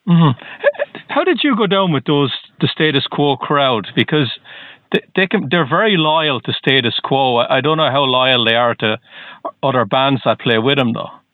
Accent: Ireland; now in Boston, United States; I'm not from the U.S. originally. I'm from Ireland.

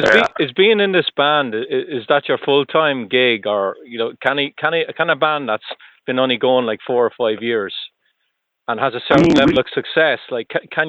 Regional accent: Ireland; moved away; I'm from Ireland.

